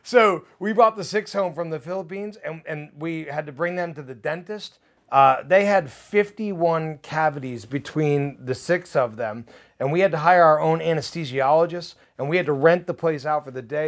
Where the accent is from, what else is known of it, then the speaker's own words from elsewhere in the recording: New Jersey, United States; now in Nashville, United States; I, I come from New Jersey